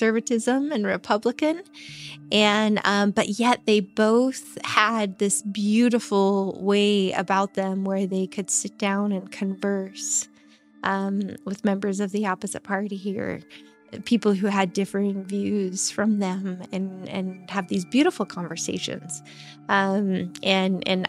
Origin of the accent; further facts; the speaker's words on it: eastern Idaho, United States; also born or lived in Magic Valley, Idaho; now in Twin Falls, United States; I grew up in Idaho. I grew up over in eastern Idaho. I've lived the last 10, going on 11 years here in the Magic Valley.